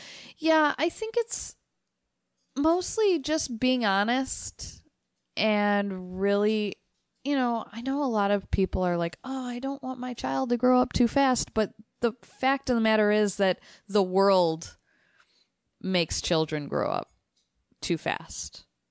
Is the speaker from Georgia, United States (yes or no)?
no; Chicago, Illinois, United States; that's the thing, growing up in Chicago, that's the word Polak, I didn't even know that was a slur for so many